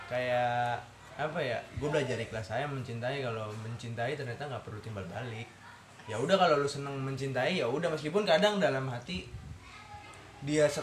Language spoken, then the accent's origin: Indonesian; Bekasi, West Java, Indonesia; dari Bekasi